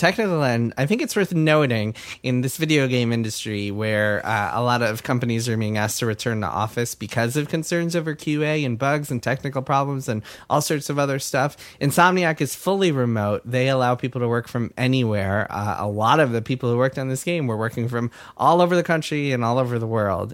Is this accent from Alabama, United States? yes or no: no; Westchester, New York, United States; my hometown of Westchester